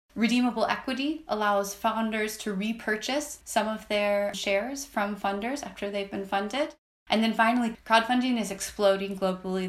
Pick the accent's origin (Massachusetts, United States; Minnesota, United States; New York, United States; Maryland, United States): Minnesota, United States; I actually grew up in Minnesota